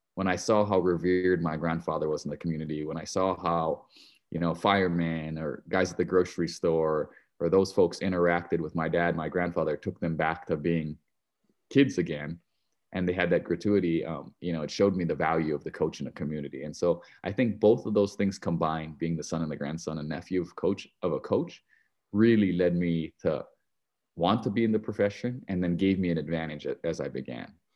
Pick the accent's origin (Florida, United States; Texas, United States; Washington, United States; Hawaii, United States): Hawaii, United States; Hilo; moved away; I grew up in Hilo, Hawaii, uh, a little city, fifty thousand people